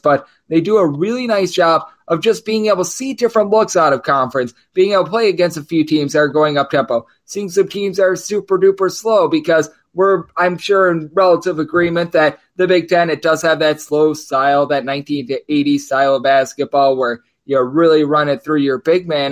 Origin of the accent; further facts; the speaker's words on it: Wisconsin, United States; my school that I come from, from my home state of Wisconsin